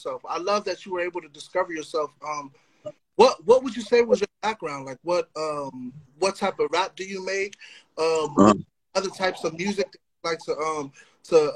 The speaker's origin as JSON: {"language": "English", "region": "West Coast", "country": "United States", "tie": "born or raised there", "said": "growing up in the West Coast"}